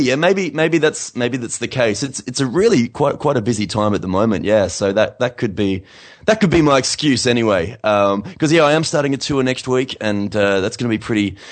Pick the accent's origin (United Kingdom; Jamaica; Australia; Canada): Australia; Adelaide, South Australia; also born or lived in United States; now in Sydney, Australia; my hometown of Adelaide